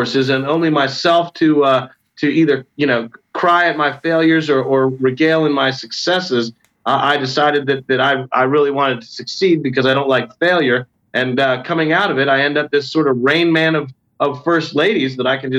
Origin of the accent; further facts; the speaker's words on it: Rockville, Maryland, United States; I grew up in Rockville, Maryland, outside of Washington, D.C.